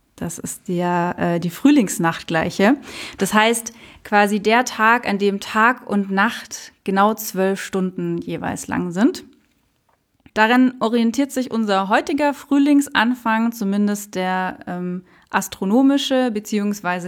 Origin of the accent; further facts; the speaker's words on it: Munich, Bavaria, Germany; Selbst in München, also ich bin in Menzing Allach aufgewachsen